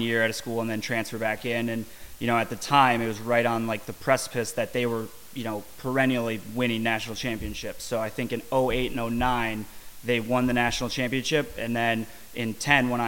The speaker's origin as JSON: {"language": "English", "region": "Minnesota", "country": "United States", "tie": "born or raised there", "also_born_or_lived": "Charlotte", "moved": "as an adult", "lives_now": "Jacksonville, United States", "said": "I grew up in Minnesota, went to school there, graduated, had a job there"}